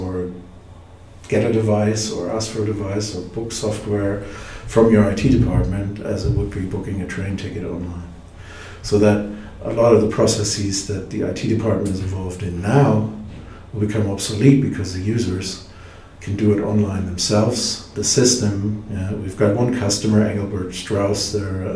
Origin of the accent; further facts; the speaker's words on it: Germany; I'm from Germany